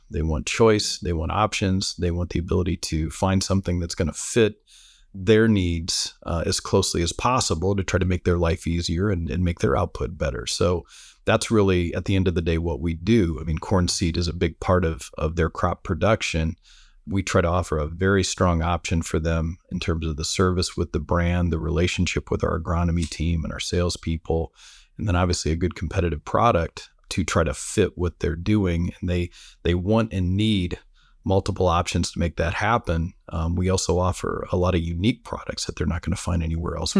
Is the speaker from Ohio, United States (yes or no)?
no; Fort Wayne, Indiana, United States; growing up in Fort Wayne, Indiana